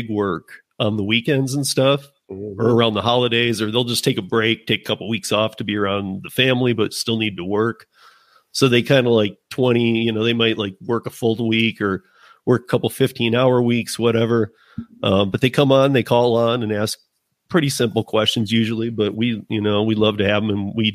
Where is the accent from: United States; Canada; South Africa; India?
United States; Michigan; now in Colorado, United States; I'm from Michigan, born and raised